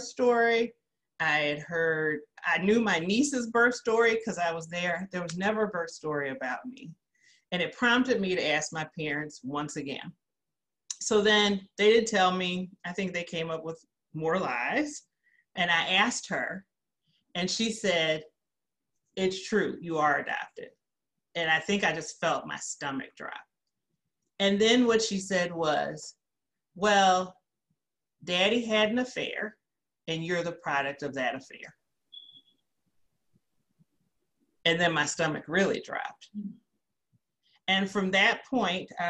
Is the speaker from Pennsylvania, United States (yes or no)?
no; Gary, Indiana, United States; also born or lived in Peoria, Illinois; I grew up in Gary, Indiana